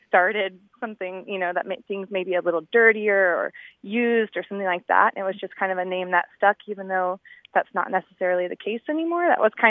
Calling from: Orange County, California, United States; I'm calling from Orange County.

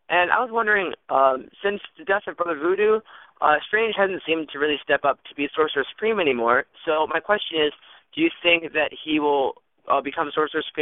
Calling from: Michigan, United States; Hey guys, uh … I'm from Michigan.

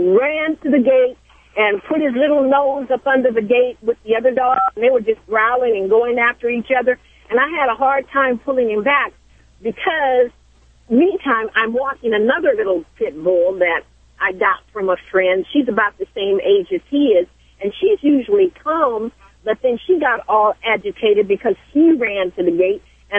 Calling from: Los Angeles, California, United States; I'm from Los Angeles. I'm here in Los Angeles.

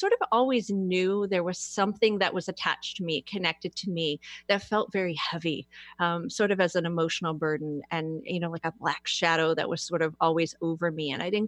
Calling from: Fairlawn, Ohio, United States; I am in Fairlawn, Ohio, just a little bit south of Akron.

